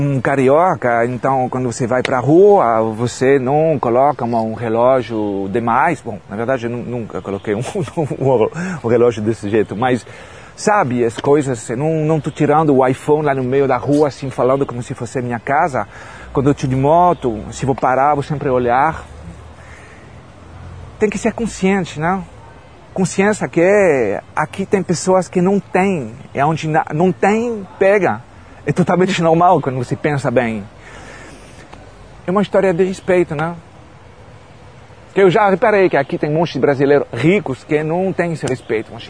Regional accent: Paris, Île-de-France, France; Portuguese is a second language; Então Menilmontant é o 20e, 11e arrondissement e tudo pertinho, o Bataclan já foi, mas cresci no Bataclan.

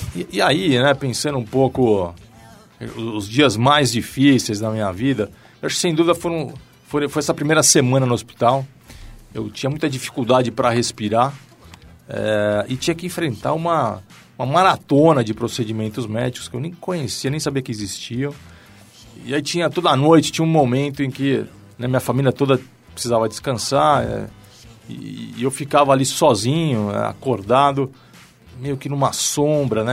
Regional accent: São Paulo, Brazil; Eu nasci em São Paulo, família de classe média, apaixonado por futebol né, durante toda a infância. Comecei jogando bola no Clube Pinheiros

